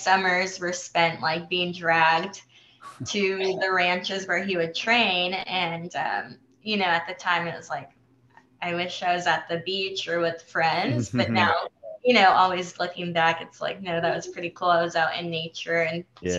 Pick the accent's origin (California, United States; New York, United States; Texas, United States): California, United States; San Diego; first language Spanish; English is a second language; I'm Mexican-American, grew up in San Diego, which is, considered a border town. And my mother was born in Mexico, migrated to the U.S. When she was a teenager with her family.